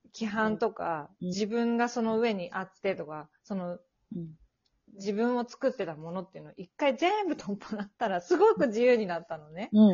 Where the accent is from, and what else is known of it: Japan; moved away as an adult; now in Sweden